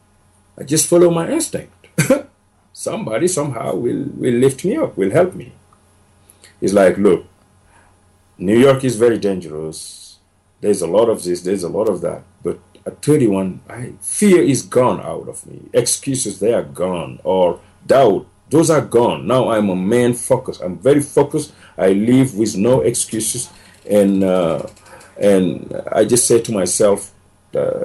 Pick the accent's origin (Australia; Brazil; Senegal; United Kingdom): Senegal; moved away as an adult; also born or lived in Mali / Ivory Coast; now in United States; I just came to America today. I am from Senegal